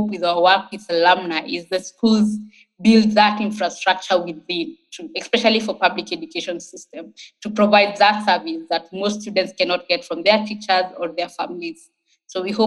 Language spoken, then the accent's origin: English; Nairobi, Kenya; I grew up in Kibera. It's one of Kenya's largest informal settlements.